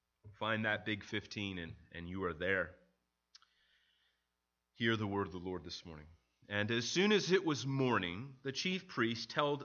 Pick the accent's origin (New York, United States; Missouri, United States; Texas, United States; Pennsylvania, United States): Missouri, United States; St. Louis; I remember growing up in St. Louis where that kind of headline, a death row inmate found innocent, was really a common theme, particularly in Illinois and in Missouri.